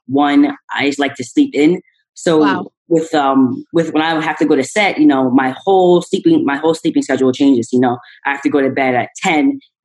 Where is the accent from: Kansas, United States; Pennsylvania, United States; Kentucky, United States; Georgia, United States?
Pennsylvania, United States; Philadelphia; I'm from the East Coast, Philadelphia